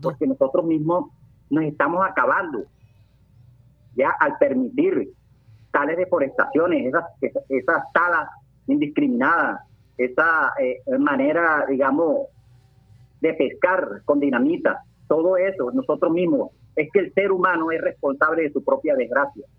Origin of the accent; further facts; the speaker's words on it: Colombia; como colombiano